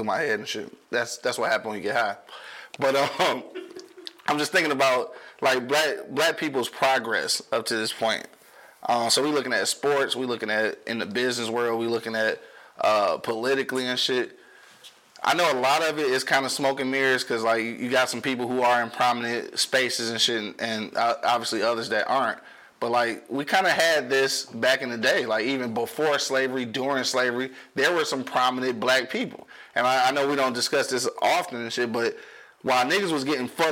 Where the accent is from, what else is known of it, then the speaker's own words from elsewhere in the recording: United States; I do love where I'm from. I wouldn't want to be nowhere else